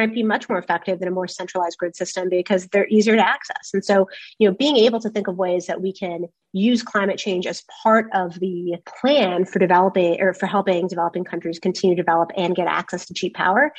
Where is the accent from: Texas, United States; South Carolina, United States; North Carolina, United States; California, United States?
California, United States; someone who's born and raised in California